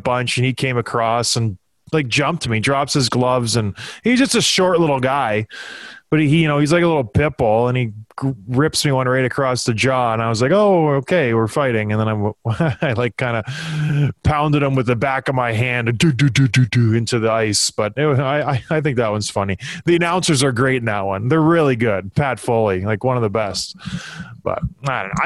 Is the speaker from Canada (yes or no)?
yes; Edmonton, Alberta, Canada; The town where I was born in Edmonton, Alberta, on a blustery fall day, September 26, 1982, I was born. Lived in the North End in a trailer park. Like, I am Edmonton.